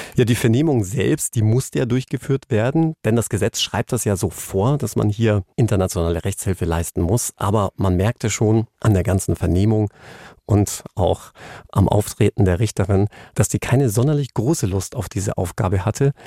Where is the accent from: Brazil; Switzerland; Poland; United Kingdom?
United Kingdom; England; now in Germany; mein Heimatland England